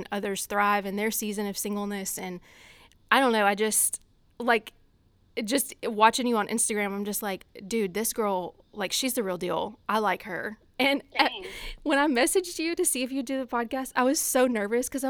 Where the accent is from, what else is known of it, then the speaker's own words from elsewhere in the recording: Louisiana, United States; accent: country accent; moved away as an adult; now in Boston, United States; So originally from Louisiana, pretty much as far south as you can get.